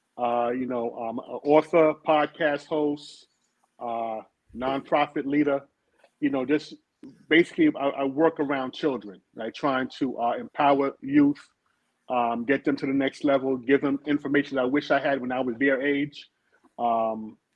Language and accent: English; New York City, New York, United States; born and raised in Brooklyn, New York, in the Brownsville section